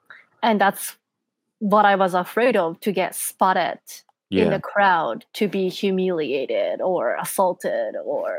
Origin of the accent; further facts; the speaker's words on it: Japan; when I say like, oh, I'm from Japan